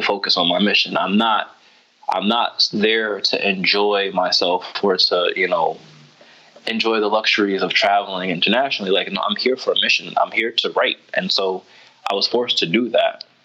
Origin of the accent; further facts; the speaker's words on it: United States; I'm American